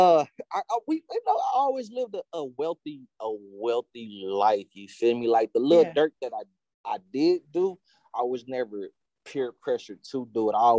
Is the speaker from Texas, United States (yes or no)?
yes; Austin, Texas, United States; growing up in Austin